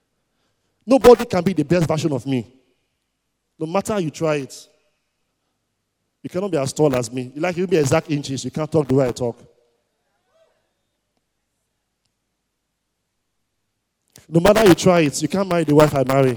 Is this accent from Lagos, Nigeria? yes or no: no; Warri, Delta, Nigeria; I grew up in Warri, and I attended Nana College in Warri.